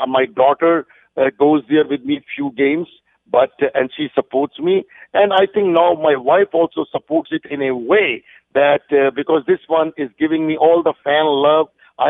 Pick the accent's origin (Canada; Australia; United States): Canada; And you know, when I'm a Canadian, so when somebody goes low, I go high.